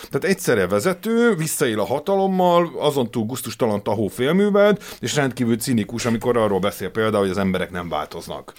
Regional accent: Hungary; mi ugye a Kádár rendszerben nőttünk fel

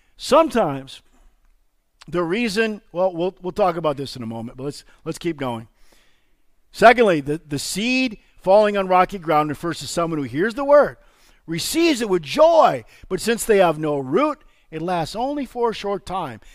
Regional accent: Illinois, United States; now in Janesville, United States; I grew up in Illinois. It's not my fault. That's where I was born

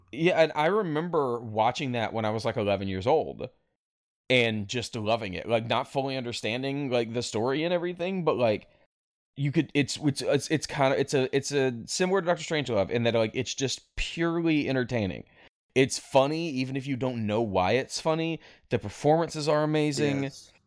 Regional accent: North Mississippi, United States; I was raised in North Mississippi

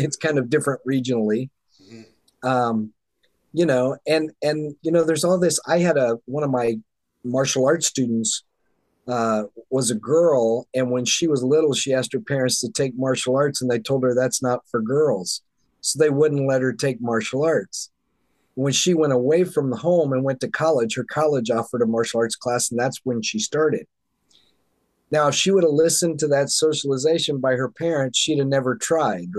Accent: the South, United States; moved away; I grew up back in the South in the Bible Belt

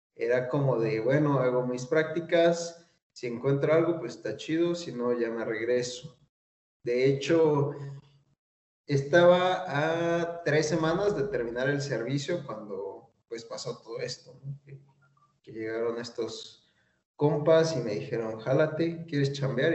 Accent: Mexico City, Mexico; now in Tlaxcala, Mexico; soy chilango

